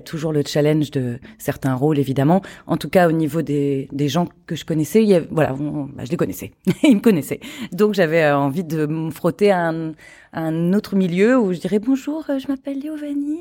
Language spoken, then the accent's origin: French; Charente-Maritime, Nouvelle-Aquitaine, France; moved away as an adult; also born or lived in Paris; je viens de Charente-Maritime et de partir à Paris à 18 ans